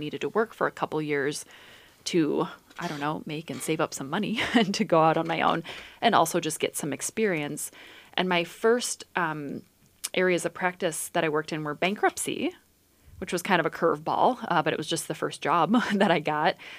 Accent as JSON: {"language": "English", "town": "Dubuque", "region": "Iowa", "country": "United States", "tie": "born or raised there", "said": "I was born in Dubuque, Iowa, and I grew up in the country"}